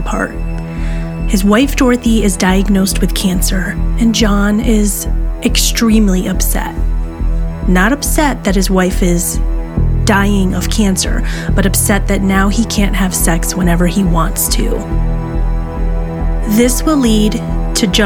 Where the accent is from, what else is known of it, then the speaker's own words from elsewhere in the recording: Syracuse area, New York, United States; in my own hometown